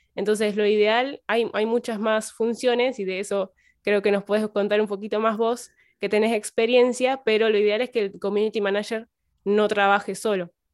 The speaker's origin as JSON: {"language": "Spanish", "town": "Piamonte", "region": "Santa Fe", "country": "Argentina", "said": "soy de Piamonte, provincia de Santa Fe, es un pueblito muy chiquito"}